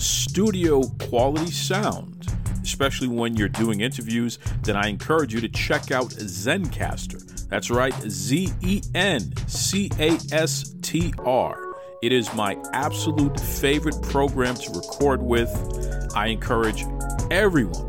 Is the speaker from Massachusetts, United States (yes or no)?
yes; Boston, Massachusetts, United States; I'm a Boston guy. So, you know, I have my accent